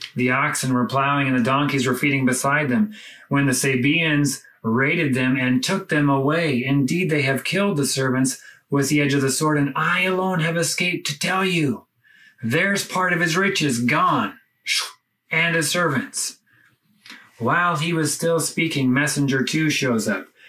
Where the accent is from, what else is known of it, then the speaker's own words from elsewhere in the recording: United States; moved away as an adult; now in Lebanon; my home country, the United States